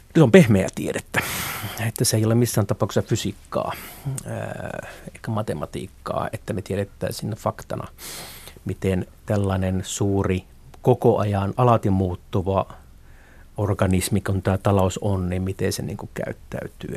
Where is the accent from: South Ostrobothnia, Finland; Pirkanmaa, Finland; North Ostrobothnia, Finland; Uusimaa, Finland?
North Ostrobothnia, Finland; Haapavesi; moved away; mä olen syntynyt Haapavedellä tuolla Pohjois-Pohjanmaan etelä, eteläosissa